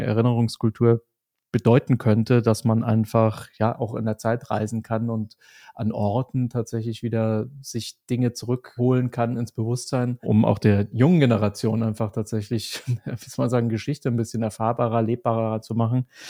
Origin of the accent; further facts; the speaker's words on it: Germany; ich komme aus Deutschland